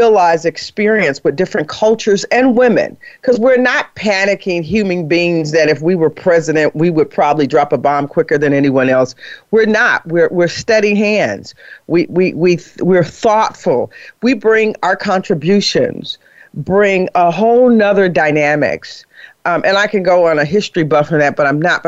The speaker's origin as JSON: {"language": "English", "town": "Harvey", "region": "Illinois", "country": "United States", "said": "I'm just from Harvey, Illinois"}